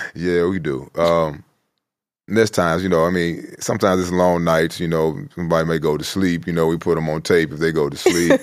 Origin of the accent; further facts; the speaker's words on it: Chicago, Illinois, United States; I'm from the South Side.